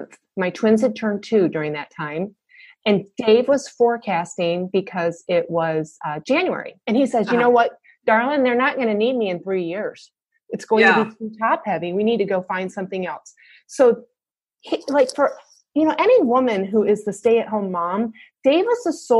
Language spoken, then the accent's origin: English; Michigan, United States; now in Atlanta, United States; I live in Atlanta right now, and I was born and raised in Michigan